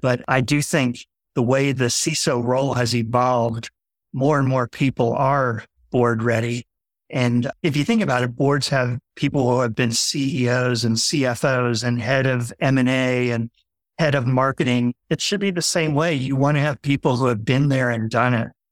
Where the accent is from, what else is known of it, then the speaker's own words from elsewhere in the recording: Fort Lauderdale, Florida, United States; I had two brothers very close in age. We grew up in Fort Lauderdale